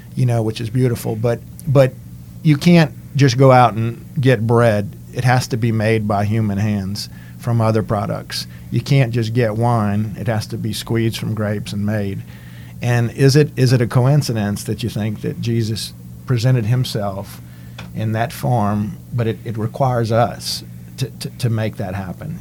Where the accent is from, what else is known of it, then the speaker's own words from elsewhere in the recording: Cajun country, Louisiana, United States; being from Cajun country. I know a lot of us speak French